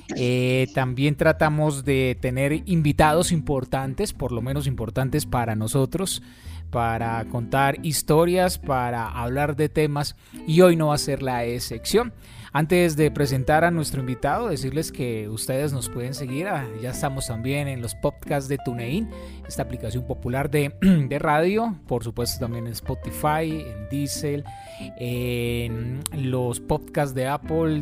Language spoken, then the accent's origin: Spanish; Manzanares, Caldas, Colombia; Manzanares, de donde yo soy